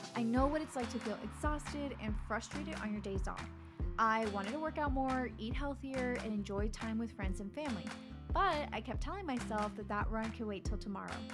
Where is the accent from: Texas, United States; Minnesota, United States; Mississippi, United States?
Texas, United States; Laredo; my hometown, Laredo, Texas